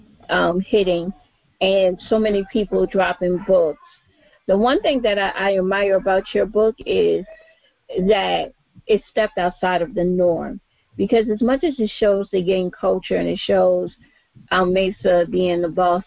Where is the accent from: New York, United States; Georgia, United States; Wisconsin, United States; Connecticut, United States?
New York, United States; New York City; when me and my brother were growing up in Brooklyn